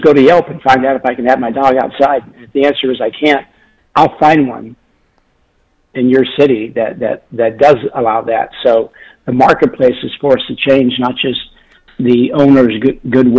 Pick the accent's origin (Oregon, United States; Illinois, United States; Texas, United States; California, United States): Oregon, United States; Portland; moved away; I grew up outside Portland, Oregon